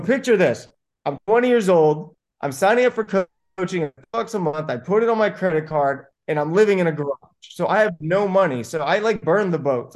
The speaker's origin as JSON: {"language": "English", "town": "Buena Park", "region": "California", "country": "United States", "tie": "born or raised there", "said": "I grew up in Buena Park, California to immigrant parents."}